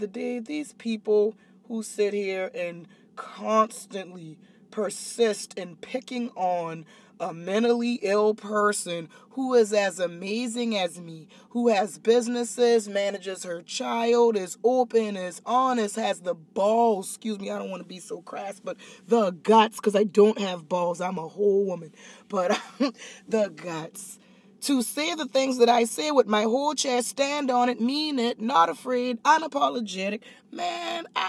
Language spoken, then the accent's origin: English; Charleston, United States; moved away as an adult; So my hometown has been taking up this torch against me